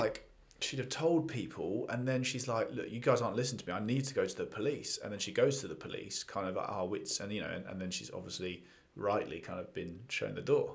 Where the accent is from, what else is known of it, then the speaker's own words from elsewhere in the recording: England, United Kingdom; being English and having seen London